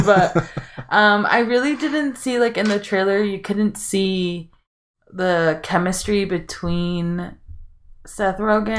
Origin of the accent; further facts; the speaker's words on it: Mexico; moved away; I grew up in Mexico